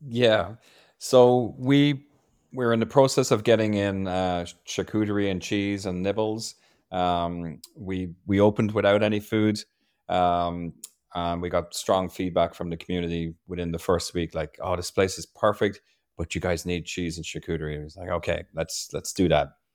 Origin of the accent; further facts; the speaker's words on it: Ireland; now in Maryland, United States; I was born and raised in a pub in Ireland